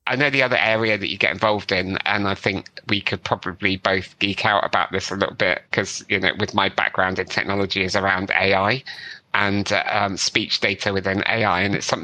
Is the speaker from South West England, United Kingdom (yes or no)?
yes; South West England, United Kingdom; accent: West Country; Cause I've got a fairly neutral British accent, I would say. I grew up in the West Country. So if you get me on the cider, occasionally my West Country accent comes out and I start sounding like a pirate.